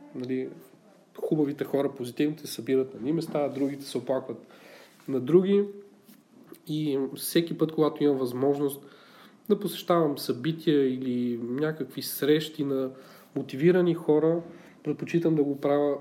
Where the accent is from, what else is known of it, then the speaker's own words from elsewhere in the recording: Bulgaria; ние сме малко така, като българи по-песимисти